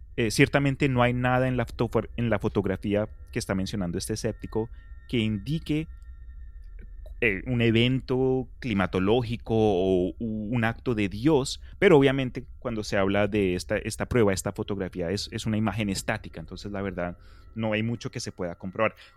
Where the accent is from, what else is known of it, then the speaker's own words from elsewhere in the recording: Colombia; crecí en Colombia